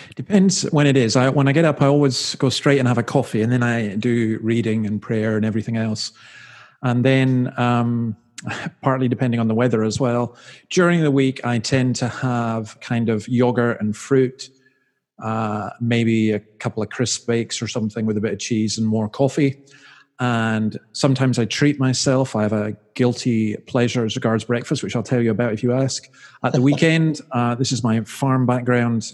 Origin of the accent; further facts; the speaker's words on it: Scotland, United Kingdom; moved away as an adult; now in Australia; I'm from Scotland